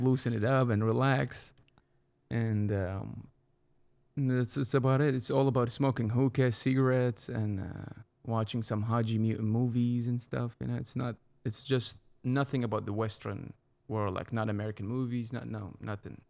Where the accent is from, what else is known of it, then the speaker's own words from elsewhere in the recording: Baghdad, Baghdad Governorate, Iraq; English is a second language; moved away as an adult; also born or lived in Fort Worth, Texas; now in United States; I'm from the center of Iraq. It's the capital, Baghdad. I was born in nineteen eighty-three